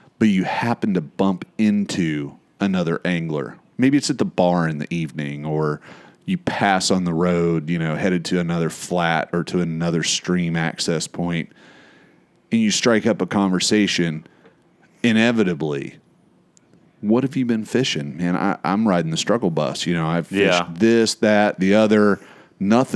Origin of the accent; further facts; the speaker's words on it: Florida, United States; I'm from Florida.